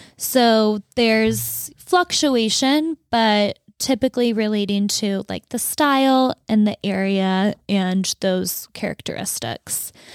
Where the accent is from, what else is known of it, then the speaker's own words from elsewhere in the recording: Fargo, North Dakota, United States; moved away; in Fargo, where I grew up, it was, like, six feet of snow